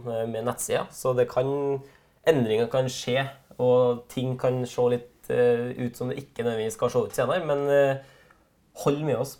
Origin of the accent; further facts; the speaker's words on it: Trøndelag, Norway; vi er fra Trøndelag begge